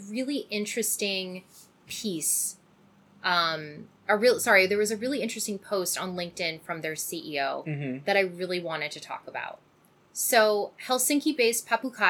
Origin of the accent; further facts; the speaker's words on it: Canada; I'm Canadian